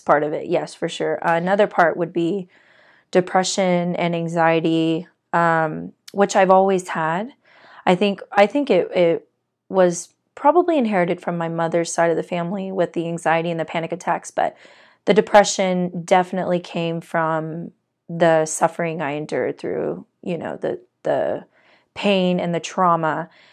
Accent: Corpus Christi, Texas, United States; also born or lived in Arlington, Texas; I originally grew up in Corpus Christi. I was born in Arlington, Texas, but moved to Corpus

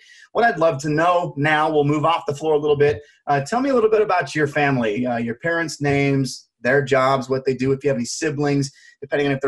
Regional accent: Utah, United States; I'm from Utah.

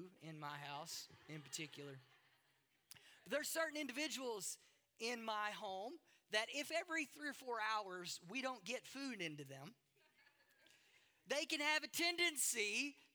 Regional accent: the South, United States; moved away; I grew up in the South, in the United States, hunting was a part of our culture

